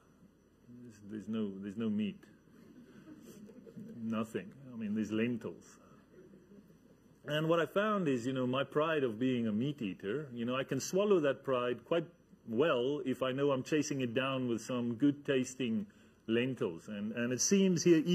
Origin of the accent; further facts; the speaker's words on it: Namibia; I come from Namibia. In Namibia, there's a whole lot of space there